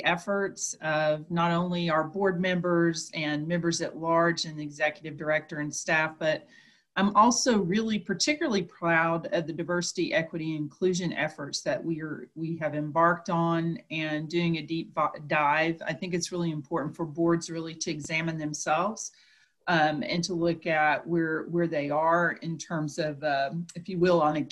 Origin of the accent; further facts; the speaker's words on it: San Antonio, Texas, United States; I hail from San Antonio, Texas.